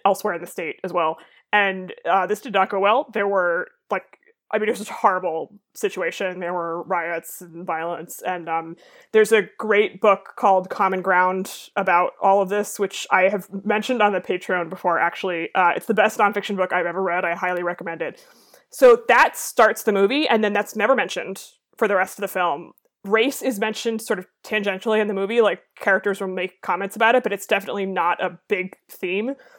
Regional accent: Boston, Massachusetts, United States; I am from the Boston area

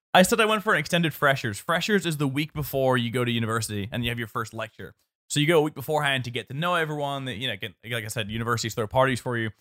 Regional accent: Northern Ireland, United Kingdom; being Northern Irish

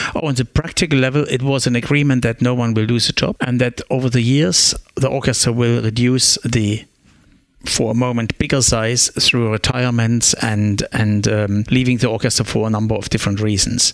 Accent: Germany; English is a second language; now in Australia; I grew up in the East German Republic with a clear dictatorship government.

